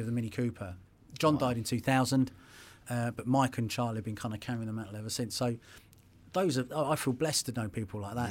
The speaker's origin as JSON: {"language": "English", "region": "England", "country": "United Kingdom", "tie": "born or raised there", "said": "I'm English"}